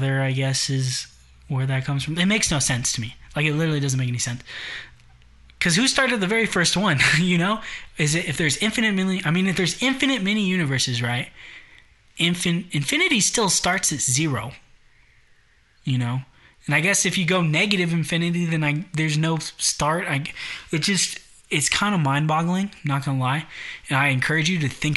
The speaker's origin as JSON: {"language": "English", "country": "United States", "said": "I'm American"}